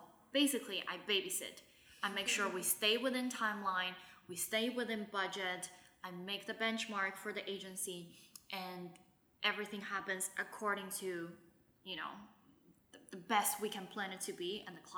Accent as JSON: {"language": "English", "region": "Shanghai", "country": "China", "tie": "born or raised there", "said": "I'm thankful to have had the years of growing up in Shanghai, which gives me the language ability"}